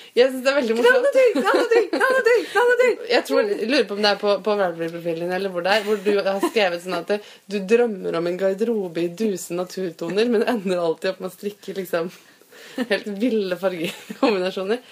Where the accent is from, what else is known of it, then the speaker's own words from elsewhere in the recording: Fredrikstad, Østfold, Norway; now in Oslo, Norway; Jeg kommer nemlig fra Fredrikstad, og der sier vi ikke sau, men sau